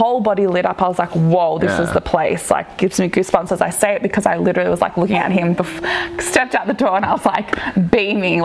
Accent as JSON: {"language": "English", "town": "Campbelltown", "region": "New South Wales", "country": "Australia", "tie": "born or raised there", "also_born_or_lived": "France", "moved": "as an adult", "said": "I live next door to my parents. Like, that's where my family house was. I grew up in that house, and that was my area"}